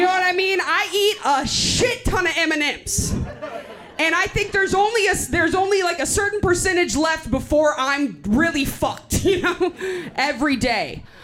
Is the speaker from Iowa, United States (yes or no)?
no; Austin, Texas, United States; I'm from Austin.